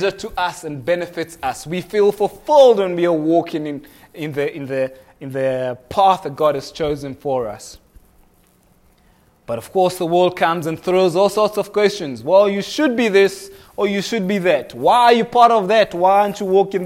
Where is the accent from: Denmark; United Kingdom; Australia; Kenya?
Kenya; now in South Africa; I was born in Kenya